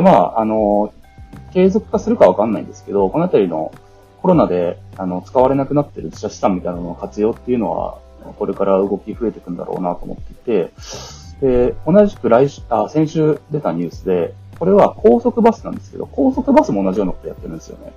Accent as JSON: {"language": "Japanese", "region": "Hiroshima", "country": "Japan", "tie": "born or raised there", "moved": "yes", "lives_now": "Tokyo, Japan", "said": "僕の実家は、そうです、広島なんですけ"}